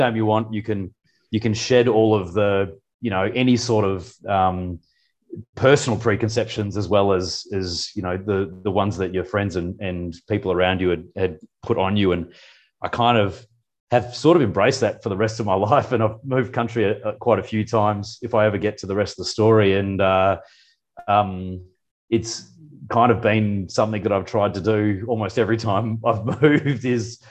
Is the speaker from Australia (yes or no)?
yes; Perth, Western Australia, Australia; moved away as an adult; also born or lived in New Zealand; now in Singapore; I'm a veterinarian from Perth, grew up in the city